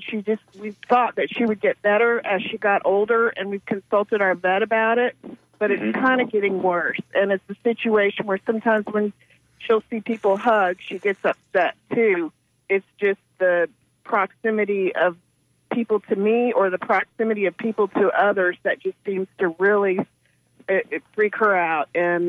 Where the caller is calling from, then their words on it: Safety Harbor, Florida, United States; I'm from Safety Harbor.